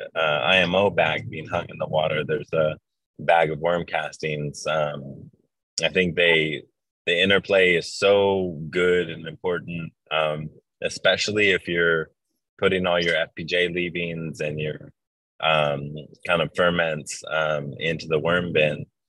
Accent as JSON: {"language": "English", "region": "Hawaii", "country": "United States", "tie": "born or raised there", "said": "It's where I grew up in Hawaii"}